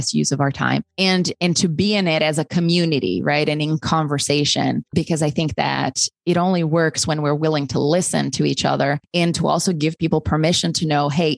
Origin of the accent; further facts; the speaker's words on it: Brazil; moved away; growing up, particularly like growing up in Brazil